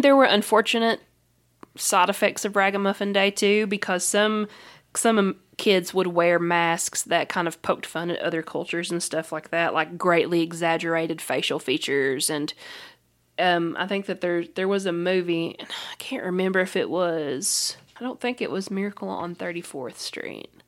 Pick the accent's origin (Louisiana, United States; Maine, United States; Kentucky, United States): Kentucky, United States; we're from Kentucky.